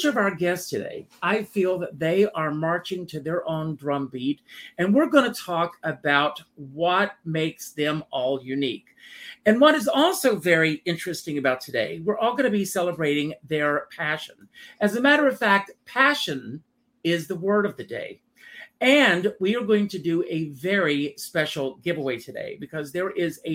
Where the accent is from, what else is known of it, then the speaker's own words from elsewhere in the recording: the South, United States; moved away; I am from the South.